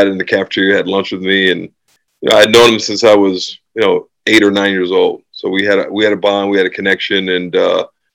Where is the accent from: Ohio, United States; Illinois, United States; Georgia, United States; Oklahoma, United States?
Illinois, United States; Champaign; moved away; also born or lived in Chicago, Illinois / Rochester, New York / Japan; I was born in Chicago. And grew up in Champaign, where the U of I is. Lived there for almost 9 years before moving to Rochester.